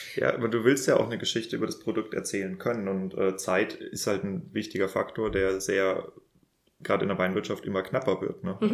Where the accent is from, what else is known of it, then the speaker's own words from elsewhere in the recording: Northern Germany, Germany; moved away; ich komme ja ursprünglich aus Norddeutschland